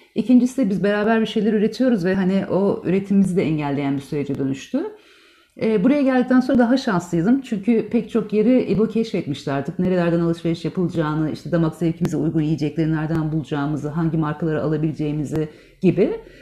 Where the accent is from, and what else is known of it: Turkey; born or raised there; moved away as an adult; also born or lived in Istanbul (Beyoğlu); now in Riga, Latvia